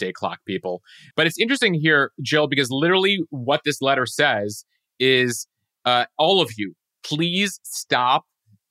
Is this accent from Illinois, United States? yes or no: yes; outside Chicago, Lake County, Illinois, United States; Growing up outside Chicago, we had tornado drills from a very young age